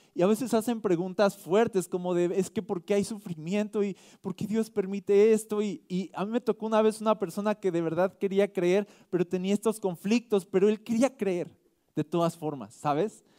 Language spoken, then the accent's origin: Spanish; Mexico; nosotros somos mexicanos